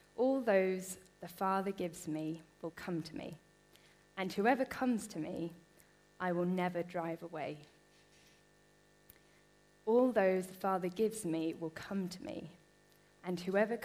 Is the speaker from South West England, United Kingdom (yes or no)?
yes; Bristol, South West England, United Kingdom; now in Harrogate, United Kingdom; I grew up in Bristol, which is a great place to grow up